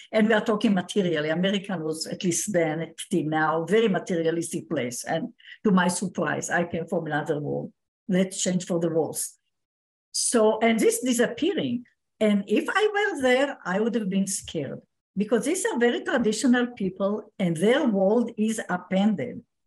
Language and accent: English; Israel; I was born in Israel